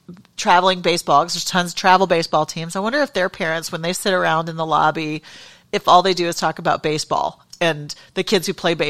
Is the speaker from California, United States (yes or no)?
yes; San Diego, California, United States; moved away; we're from San Diego originally